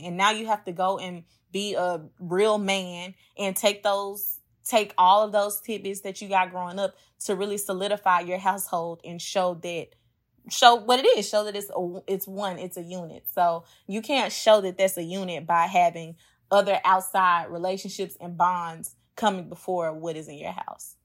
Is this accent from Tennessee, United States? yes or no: yes; Memphis, Tennessee, United States; now in New Orleans, United States; I'm originally from Memphis, but I currently am living in New Orleans